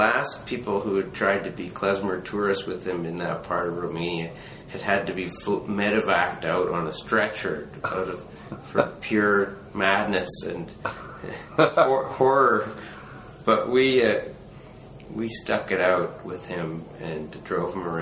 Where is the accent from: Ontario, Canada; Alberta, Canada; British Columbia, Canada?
British Columbia, Canada; Vancouver; I'm from Vancouver. It's my hometown